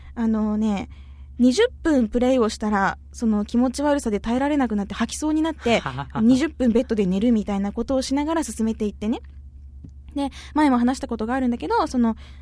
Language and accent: Japanese; Arao, Kumamoto, Japan; 私、実は荒尾出身なんですよ。熊本県の。